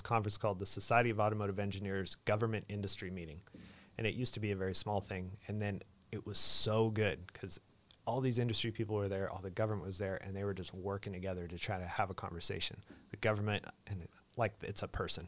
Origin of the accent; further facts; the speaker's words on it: Idaho, United States; moved away; also born or lived in New River Valley, Virginia; I'm from Idaho.